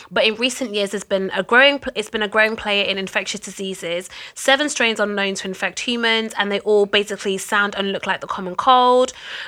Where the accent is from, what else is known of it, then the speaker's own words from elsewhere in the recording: Jamaica; I'm already a Jamaican black woman.